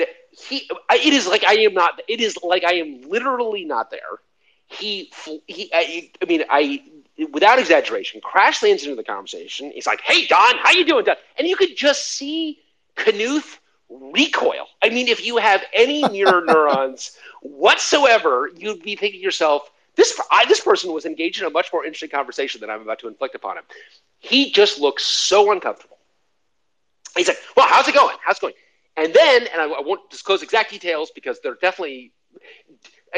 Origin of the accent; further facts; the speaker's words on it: Denver, Colorado, United States; I'm from Denver